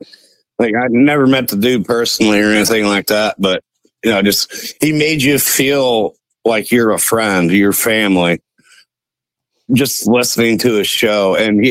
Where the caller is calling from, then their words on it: Ohio, United States; from Northwest Ohio.